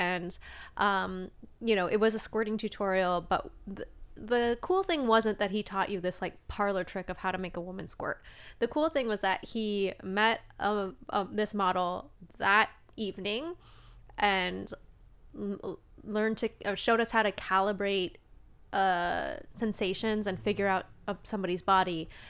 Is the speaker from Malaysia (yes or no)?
no; Alaska, United States; accent: Alaskan; I guess so. I mean, I'm from Alaska, so this is how we talk.